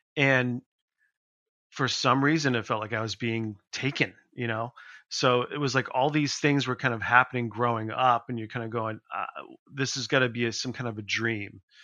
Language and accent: English; Leominster, Massachusetts, United States; in my hometown in Leominster